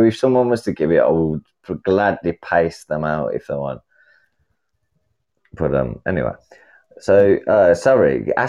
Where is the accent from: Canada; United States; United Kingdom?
United Kingdom; England; I'm {S0} did {S2} from England.